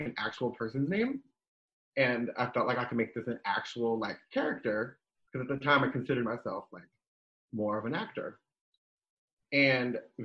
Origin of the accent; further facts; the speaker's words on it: New Jersey, United States; moved away; also born or lived in Southern California / Nebraska; I'm born and raised in New Jersey